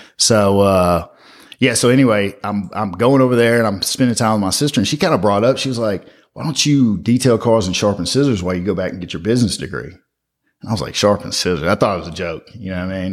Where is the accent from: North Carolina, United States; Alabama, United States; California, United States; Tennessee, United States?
Tennessee, United States; Memphis; I grew up in Orange Mound as a little kid